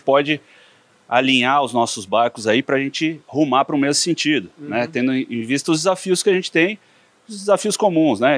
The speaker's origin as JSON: {"language": "Portuguese", "region": "São Paulo", "country": "Brazil", "tie": "born or raised there", "also_born_or_lived": "Piracicaba", "said": "cresci em São Paulo"}